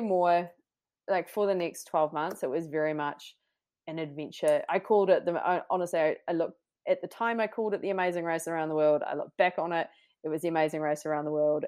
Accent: New Zealand; moved away as an adult; also born or lived in London; being the Kiwi sleuth that I was

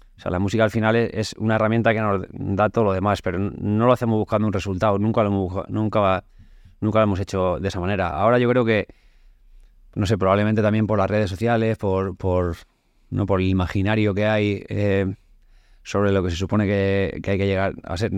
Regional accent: Community of Madrid, Spain; also born or lived in Seville; soy madrileño, pero también tengo todavía más arraigo que a Madrid lo tengo, evidentemente, pero a la juez más todavía.

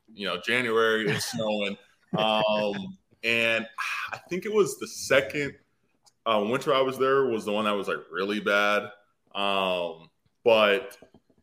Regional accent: California, United States; moved away as an adult; also born or lived in Iowa / Philadelphia; now in San Diego, United States; I'm originally from California

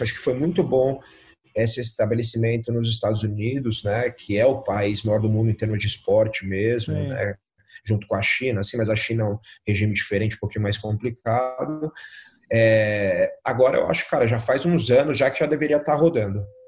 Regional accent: Brazil; eu sou brasileiro

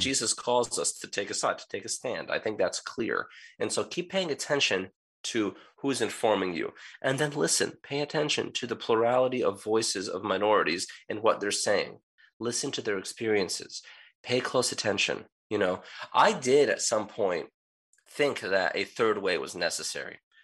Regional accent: United States; I grew up in the United States as a child of immigrants

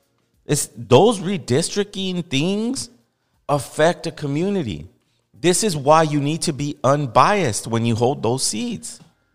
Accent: Los Angeles, California, United States; I know what it's like to live there. I know what it's... No one knows more than me. I grew up in Boyle Heights.

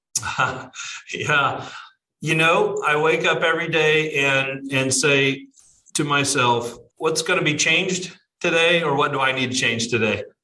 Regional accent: Southern Illinois, United States; now in Florida, United States; I'm originally from Southern Illinois, but live here in uh, Florida

